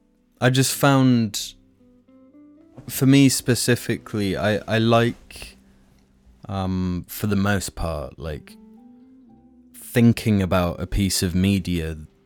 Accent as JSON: {"language": "English", "country": "United Kingdom"}